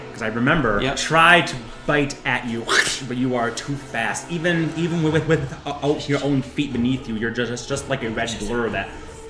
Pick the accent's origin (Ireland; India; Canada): India; That's okay. I'm Indian. It's fine.